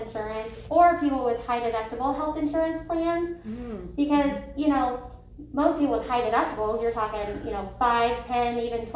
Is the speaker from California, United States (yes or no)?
no; Nebraska, United States; moved away as an adult; also born or lived in Lincoln, Nebraska; now in Wichita, United States; I was actually born and raised in Nebraska, so just north of here